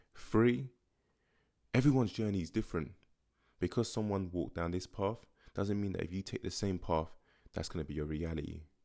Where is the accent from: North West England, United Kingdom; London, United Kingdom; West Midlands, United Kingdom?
London, United Kingdom; growing up in Tottenham